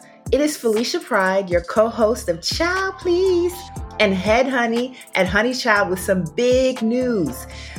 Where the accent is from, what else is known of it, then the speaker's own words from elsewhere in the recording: Baltimore, Maryland, United States; my hometown of Baltimore.